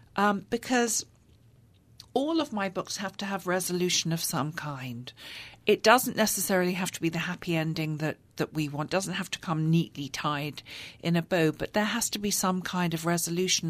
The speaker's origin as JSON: {"language": "English", "region": "London", "country": "United Kingdom", "tie": "born or raised there", "moved": "as an adult", "lives_now": "United States", "said": "English women like me who grew up in London"}